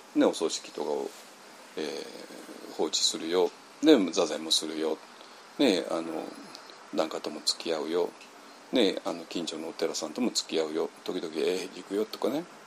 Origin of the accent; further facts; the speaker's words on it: Japan; 我々の日本人